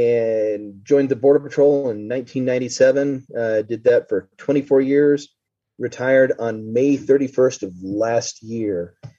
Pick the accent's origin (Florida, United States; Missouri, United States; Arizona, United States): Arizona, United States; Phoenix; moved away as an adult; now in El Paso County, Colorado, United States; I'm originally from Arizona, Phoenix, Arizona.